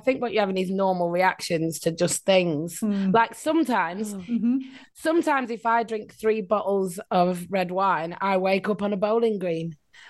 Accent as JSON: {"language": "English", "town": "Rochdale", "region": "North West England", "country": "United Kingdom", "tie": "born or raised there", "accent": "Northern English", "moved": "as an adult", "lives_now": "Australia", "said": "I was born in Rochdale, lived there till I was 34."}